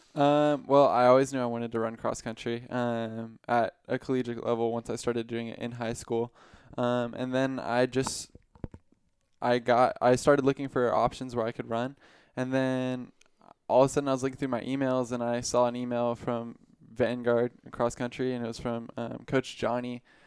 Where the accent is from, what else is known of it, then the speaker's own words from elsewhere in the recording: Riverside, California, United States; I'm from Riverside, California.